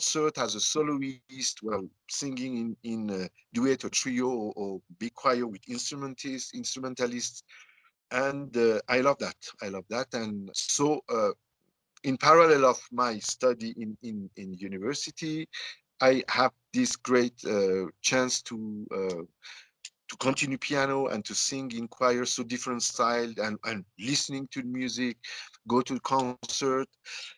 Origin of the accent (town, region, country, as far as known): Iran; born or raised there; also born or lived in south of France; now in Tehran, Iran